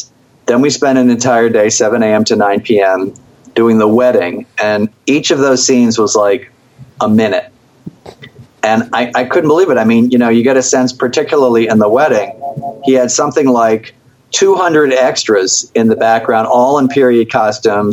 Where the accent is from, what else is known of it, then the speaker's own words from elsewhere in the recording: Philadelphia, Pennsylvania, United States; I'm from Philly